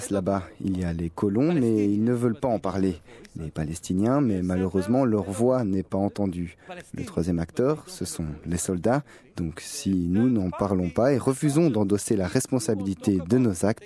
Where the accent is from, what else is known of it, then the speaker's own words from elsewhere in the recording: Tel Aviv, Tel Aviv District, Israel; Je suis né et j'ai grandi à Tel Aviv.